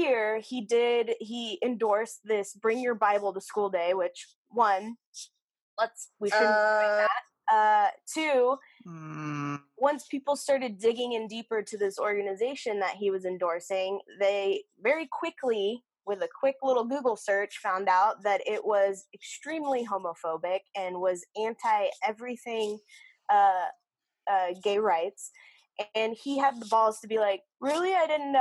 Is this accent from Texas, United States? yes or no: yes; Austin, Texas, United States; I'm from Austin